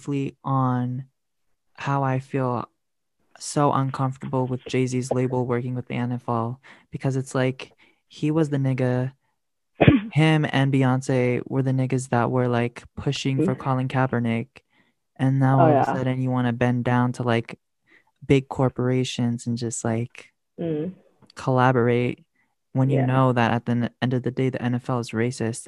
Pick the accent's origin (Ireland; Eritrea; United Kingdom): Eritrea; I'm from Eritrea.